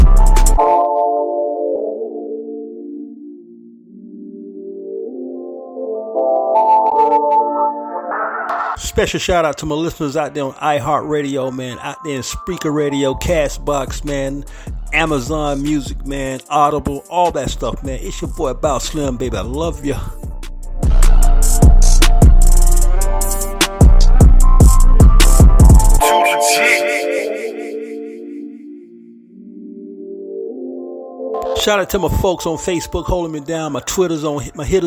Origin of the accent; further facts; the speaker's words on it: St. Petersburg, Florida, United States; now in Grand Rapids, United States; my hometown, 727 St. Petersburg, Florida